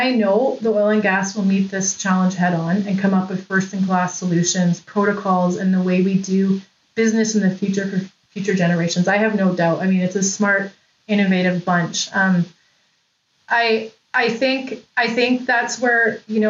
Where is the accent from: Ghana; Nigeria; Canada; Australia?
Canada; Lower Mainland, British Columbia; I'm from the Lower Mainland in British Columbia